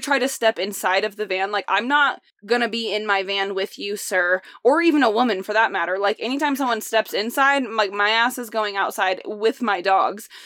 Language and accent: English; Indiana, United States; moved away; I'm from Indiana